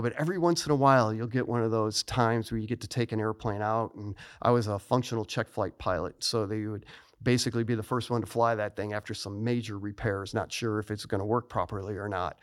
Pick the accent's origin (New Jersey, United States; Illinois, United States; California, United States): Illinois, United States; Niles; moved away as an adult; I was born in Niles, Illinois, which is a suburb of Chicago